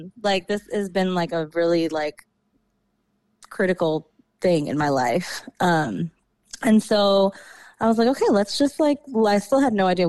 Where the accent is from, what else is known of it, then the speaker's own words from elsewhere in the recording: New York, United States; moved away as an adult; also born or lived in DMV area (Washington DC metropolitan area); now in DMV area (Washington DC metro), United States; I was born and raised in New York